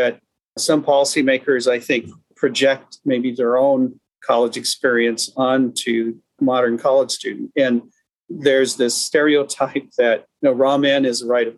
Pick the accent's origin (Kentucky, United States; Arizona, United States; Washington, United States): Washington, United States; Seattle; I was born in the Asian American part of Seattle called Beacon Hill. And I can remember when mom and dad tried to find a house to buy outside of Beacon Hill